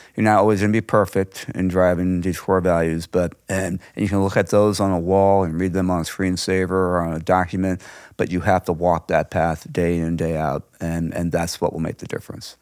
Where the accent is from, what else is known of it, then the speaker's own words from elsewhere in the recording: St. Louis, Missouri, United States; I was born and raised here in Saint Louis